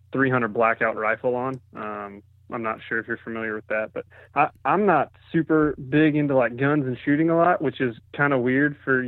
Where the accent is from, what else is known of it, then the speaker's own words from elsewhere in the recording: Greenville, South Carolina, United States; Well, I'm from Greenville, South Carolina, and I work in the firearms industry.